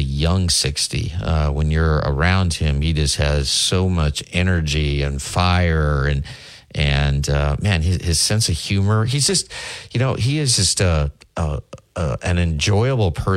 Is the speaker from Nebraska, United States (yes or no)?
yes; Lincoln, Nebraska, United States; now in Tuscaloosa, United States; my hometown of Lincoln, Nebraska